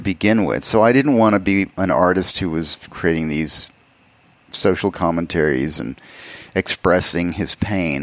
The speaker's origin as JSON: {"language": "English", "town": "El Paso", "region": "Texas", "country": "United States", "tie": "born or raised there", "also_born_or_lived": "Alamogordo, New Mexico / Austin, Texas / Los Angeles", "moved": "as an adult", "said": "I grew up in El Paso, Texas. I was born in Alamogordo, New Mexico, which is about 60 miles away."}